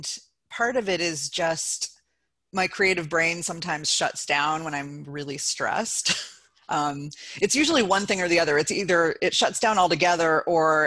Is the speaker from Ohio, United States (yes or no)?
yes; Athens, Ohio, United States; moved away as an adult; now in Cleveland Heights, United States; It's in Athens, Ohio, where I was born and grew up and lived for 28 years